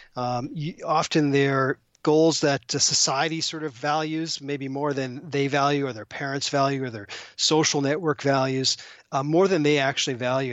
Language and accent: English; Toronto, Ontario, Canada; moved away; I'm actually originally from Toronto